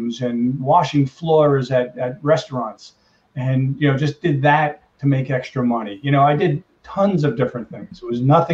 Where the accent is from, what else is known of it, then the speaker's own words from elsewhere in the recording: Brooklyn, New York, United States; also born or lived in Long Island, New York; I grew up in Brooklyn, New York, and moved to Long Island